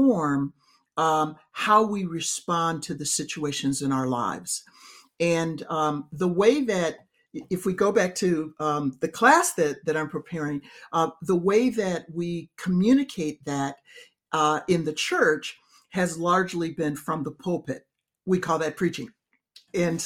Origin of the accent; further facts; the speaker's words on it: Chicago, Illinois, United States; raised in the Black church, I was educated in public school in inner city Chicago